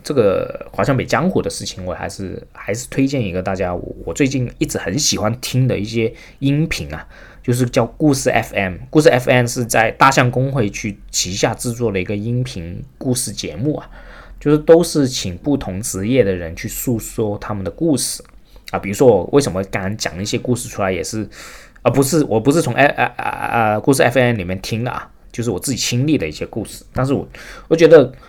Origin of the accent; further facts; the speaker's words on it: Shenzhen, Guangdong, China; 我是深圳出生长大的啊，我实际上以前这个家住在华强北，过两条街道就到了，所以我的后花园从小长大的地方实际就是深圳华强北